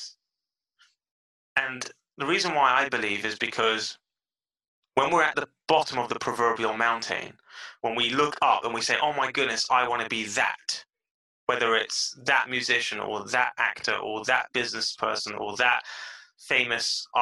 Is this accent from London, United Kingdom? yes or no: yes; London, United Kingdom; now in Israel; I was born and raised in London